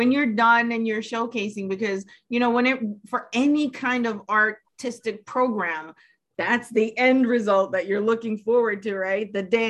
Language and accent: English; New York/New Jersey area, United States; See, I'm from the New York, New Jersey area, so I'm not familiar with it.